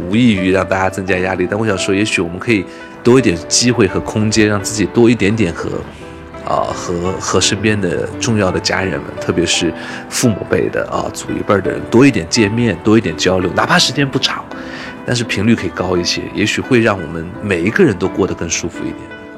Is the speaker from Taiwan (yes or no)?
no; southern China, China; 小的时候一定会做八宝饭。哦，这是南方的一个特点，